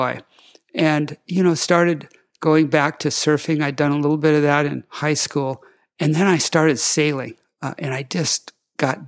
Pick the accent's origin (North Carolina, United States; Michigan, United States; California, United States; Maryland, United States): California, United States; also born or lived in Hawaii; I was from California, and I'd only been in Hawaii for less than a year